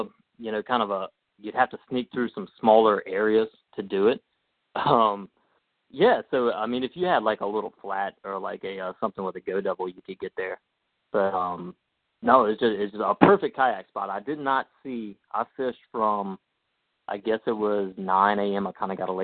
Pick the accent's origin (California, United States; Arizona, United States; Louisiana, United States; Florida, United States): Louisiana, United States; St. Francisville; also born or lived in Baton Rouge, Louisiana; I grew up in Baton Rouge. My family moved here when I was just a kid, so I grew up, went to school in San Francisville.